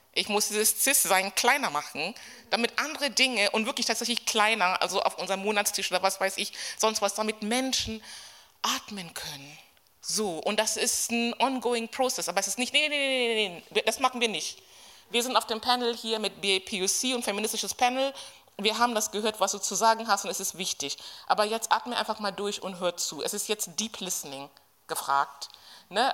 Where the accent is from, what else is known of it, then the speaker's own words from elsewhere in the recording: Berlin, Germany; ich komme aus Berlin, wir sind ein bisschen rambulischer